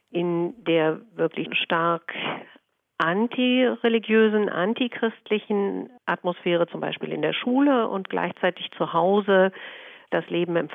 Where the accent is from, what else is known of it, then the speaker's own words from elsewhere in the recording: Hamburg, Germany; Ja, also als Hamburgerin muss ich erstmal korrigieren, wenn ich das darf.